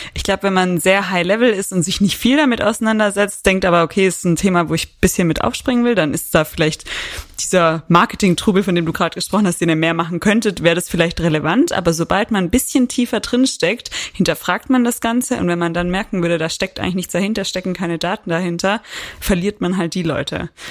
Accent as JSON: {"language": "German", "region": "Southern Germany", "country": "Germany", "moved": "yes", "lives_now": "Frankfurt, Germany", "said": "ich bin ja keine Frankfurterin. Ich komme ja eigentlich auch aus dem Süden Deutschlands"}